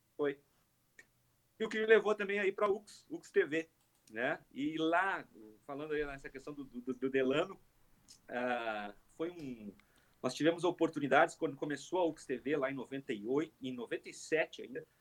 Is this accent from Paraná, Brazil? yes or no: no; Caxias do Sul, Rio Grande do Sul, Brazil; eu sou, então, natural de Caxias